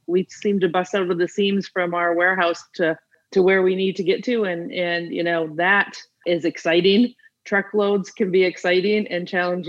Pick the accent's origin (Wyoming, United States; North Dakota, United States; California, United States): North Dakota, United States; the Midwest, about 1.5 hours from Winnipeg; moved away; I'm originally from the Midwest, about 1.5 hours from Winnipeg. So that tells you how far north I live or lived and grew up